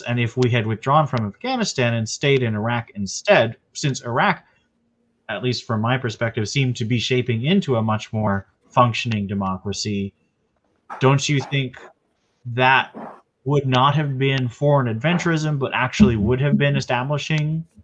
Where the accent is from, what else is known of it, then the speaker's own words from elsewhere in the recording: United States; as an American